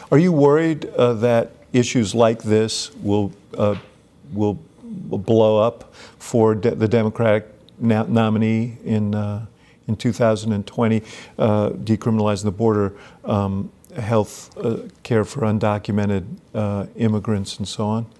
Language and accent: English; New York, United States; I grew up in New York at the same time you did